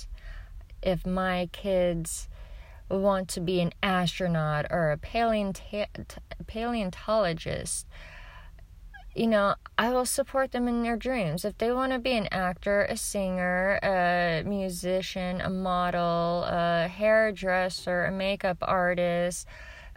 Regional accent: Oklahoma, United States; I'm from Oklahoma

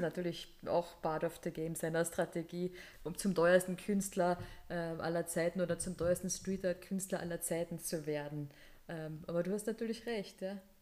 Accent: Carinthia, Austria; now in Vienna, Austria; als Kärntnerin

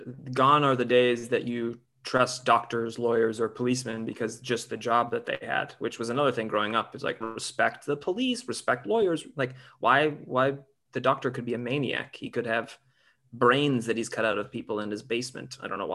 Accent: Northern Michigan, United States; moved away as an adult; also born or lived in Chicago; now in Los Angeles, United States; I grew up in Michigan.

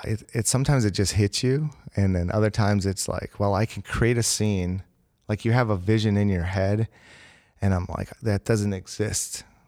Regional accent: Green Bay, Wisconsin, United States; I am from Green Bay, Wisconsin

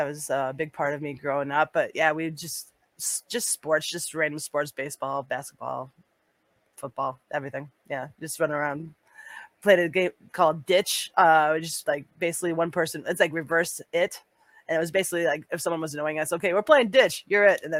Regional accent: Danville, Illinois, United States; born there; I was born in Danville, Illinois. Same birthplace as the Van Dyke brothers.

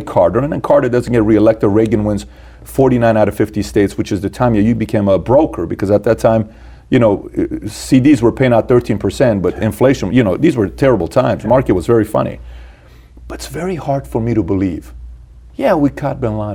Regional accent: Iran; moved away; me being born and raised in Iran

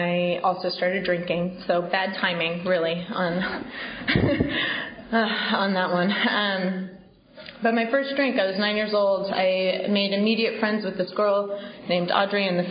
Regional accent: Bay Area, California, United States; now in New York, United States; I grew up in California, in the Bay Area.

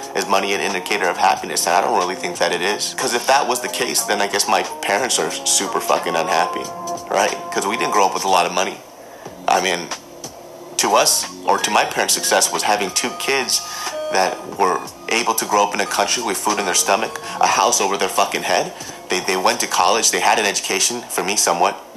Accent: Sacramento, California, United States; growing up in Sacramento, California, you know, that, that place is a small town.

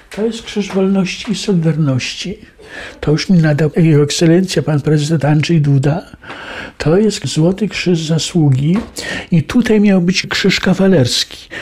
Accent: Lublin, Lublin Voivodeship, Poland; Urodziłem się w Lublinie 20 kwietnia 1948 roku

